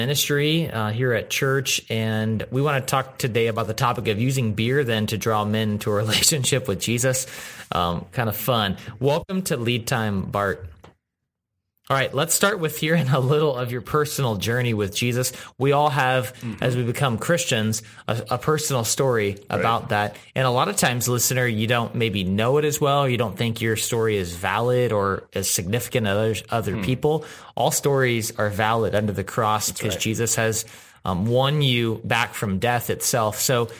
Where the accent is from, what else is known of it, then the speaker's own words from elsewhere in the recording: Texas, United States; I'm from Texas. Come on.